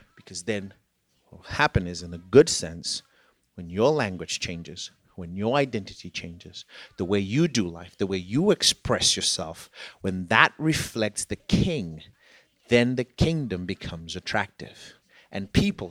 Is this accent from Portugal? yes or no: no; Zimbabwe; moved away; I am from Zimbabwe, which was a former British colony